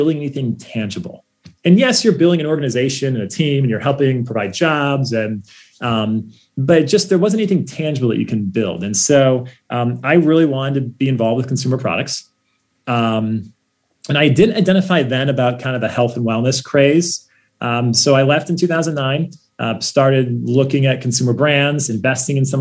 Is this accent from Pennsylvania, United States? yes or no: no; Ohio, United States; we grew up in Ohio